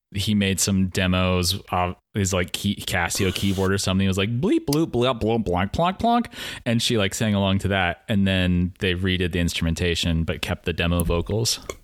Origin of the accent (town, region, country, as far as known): Pacific Northwest, United States; born or raised there